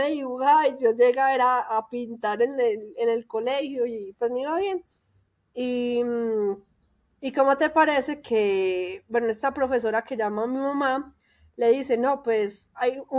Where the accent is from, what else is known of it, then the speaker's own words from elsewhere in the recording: Medellín, Antioquia, Colombia; moved away as an adult; now in Mexico City, Mexico; ella también es de Medellín y ella vivía en un barrio que es vecino de mi barrio.